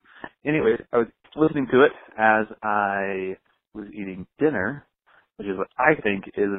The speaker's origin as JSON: {"language": "English", "region": "Alabama", "country": "United States", "moved": "yes", "lives_now": "Salt Lake City, United States", "said": "I'm from Alabama, although I live in Salt Lake"}